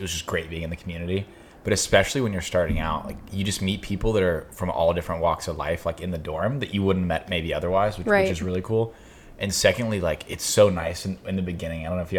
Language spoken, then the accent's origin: English; Tampa, Florida, United States; moved away as an adult; now in Dallas, United States; I am originally from Tampa Bay, Florida. Came out to Dallas